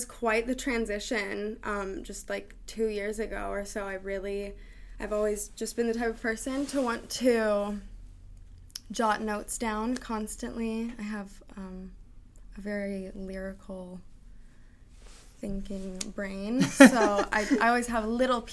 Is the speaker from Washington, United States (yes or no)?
yes; Seattle, Washington, United States; also born or lived in West Hollywood, California; West Hollywood to West Seattle. I came here very early, so yeah. I would say that I'm from Seattle